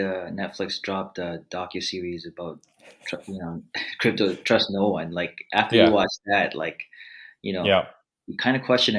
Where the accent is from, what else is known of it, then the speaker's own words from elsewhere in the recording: Philippines; I'm the Filipino podcasting machine